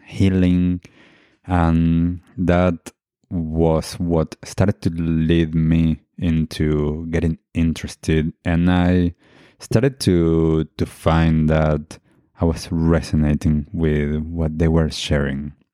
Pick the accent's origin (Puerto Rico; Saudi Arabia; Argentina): Argentina; moved away; I grew up in Argentina and my family heritage is Jewish